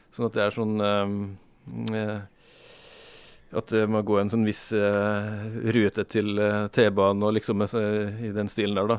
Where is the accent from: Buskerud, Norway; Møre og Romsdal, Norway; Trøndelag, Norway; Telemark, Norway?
Møre og Romsdal, Norway; Sunndalen; hjemstedet mitt er eh, eh, Sunndalen